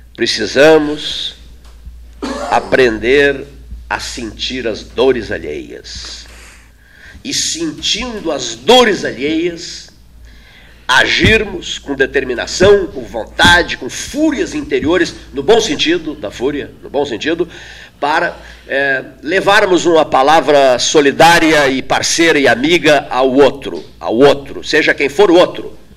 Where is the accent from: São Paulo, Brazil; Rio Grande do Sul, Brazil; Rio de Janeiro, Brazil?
Rio Grande do Sul, Brazil; interior of southern; eu sou do interior, do sul do Rio Grande.